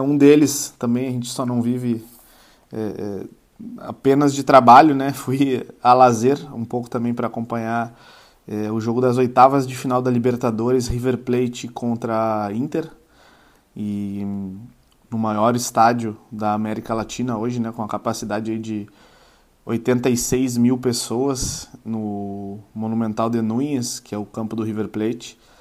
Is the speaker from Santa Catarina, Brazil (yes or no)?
no; Uruguaiana, Rio Grande do Sul, Brazil; moved away; Uruguaiana, né? a minha cidade natal, onde nasci, cri... fui criado lá